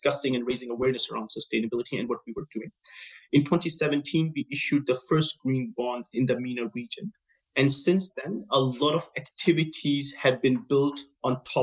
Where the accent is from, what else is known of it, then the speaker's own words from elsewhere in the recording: Denmark; moved away as an adult; now in Abu Dhabi, United Arab Emirates; my background is that I'm from Denmark and I work in a Nordic market for most